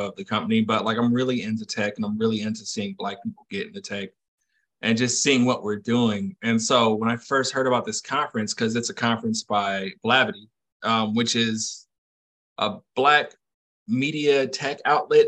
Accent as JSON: {"language": "English", "town": "Fayetteville", "region": "North Carolina", "country": "United States", "said": "I am from Fayetteville, North Carolina"}